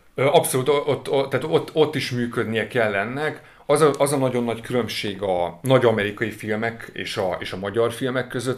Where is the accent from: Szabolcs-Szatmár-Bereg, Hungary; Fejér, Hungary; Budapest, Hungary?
Budapest, Hungary; ahol felnőttem, a 17. kerületben, egy panel rengetegben.